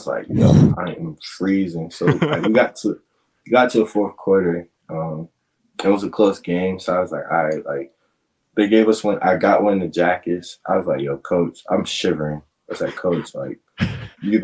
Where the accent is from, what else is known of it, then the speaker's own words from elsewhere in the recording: Virginia, United States; moved away; I'm from Virginia. I'm from the down south, man